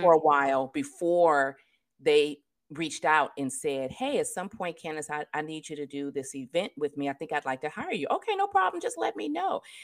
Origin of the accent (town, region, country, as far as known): California, United States; born or raised there